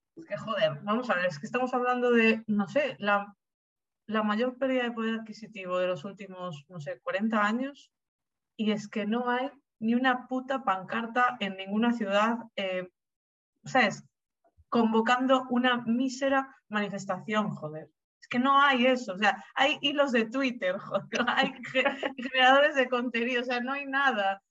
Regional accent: Argentina; now in Spain; yo soy argentina

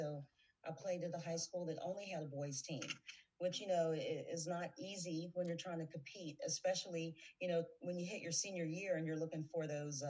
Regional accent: Cincinnati, Ohio, United States; moved away as an adult; also born or lived in Pittsburgh, Pennsylvania; now in Indianapolis, United States; Born, grew up in Cincinnati, Ohio.

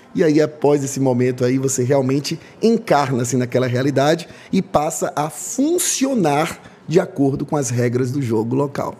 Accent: Salvador, Bahia, Brazil; eu sou nascido e criado em Salvador

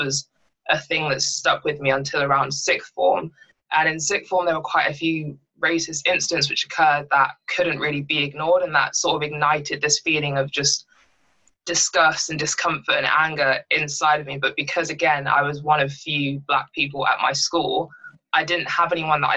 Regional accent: Bishop's Stortford, East of England, United Kingdom; also born or lived in London; I grew up in London until I was 7, and I moved to the area I live in now, which is Bishop Stortford

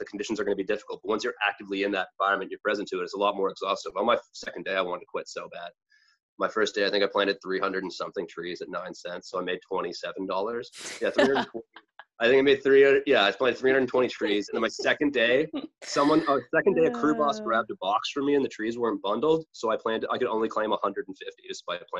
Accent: near Peterborough, Ontario, Canada; I went back to Trent, which was near my hometown. And a lot of my friends moved from my hometown to Peterborough

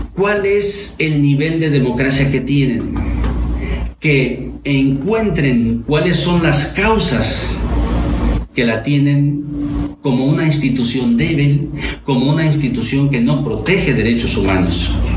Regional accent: Mexico; como Estado mexicano, todos quienes desempeñamos un cargo público

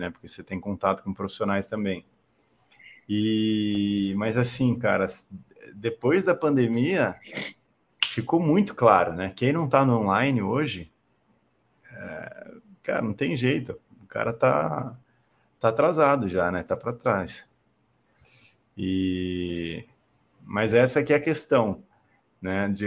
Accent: Itu, São Paulo, Brazil; moved away as an adult; now in São Paulo, Brazil; eu sou de Tu, eu sou de, Tu, interior de São Paulo.

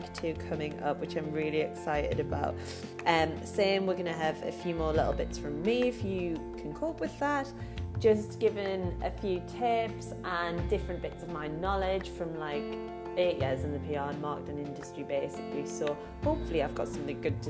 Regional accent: Newcastle upon Tyne, North East England, United Kingdom; accent: Geordie; you can tell by my voice, I'm a Geordie

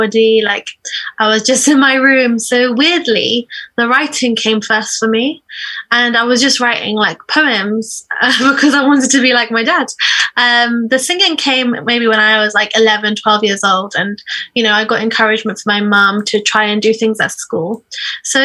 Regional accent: Iraq; moved away; I'm from Iraq

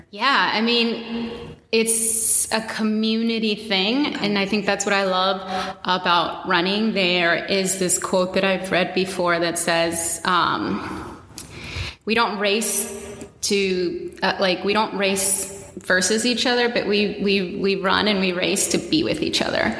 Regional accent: Washington, District of Columbia, United States; I am born and raised in Washington, D.C., a Latina.

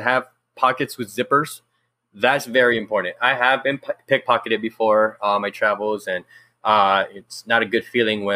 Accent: Los Angeles, California, United States; I was born and raised in South Central, and just, you know, going to elementary and middle school out here

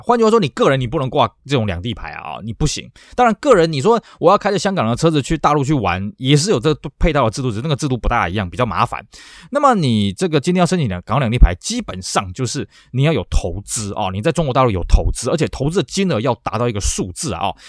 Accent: Taiwan; 我们台湾这边原环才会有红绿灯

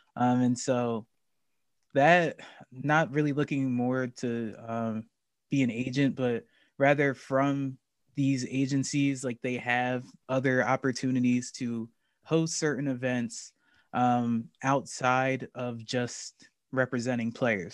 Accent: New Jersey, United States; I'm from New Jersey, so I live about forty minutes

